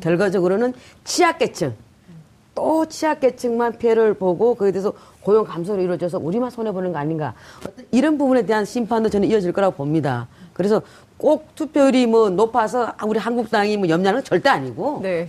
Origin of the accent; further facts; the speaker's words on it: Sangju, North Gyeongsang, South Korea; moved away; 경북 상주입니다.